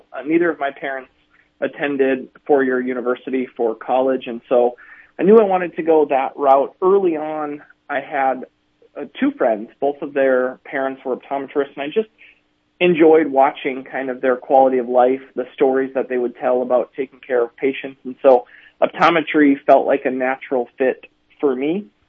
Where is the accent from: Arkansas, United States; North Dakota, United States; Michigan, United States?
North Dakota, United States; Mandan; Yep, Mandan, North Dakota.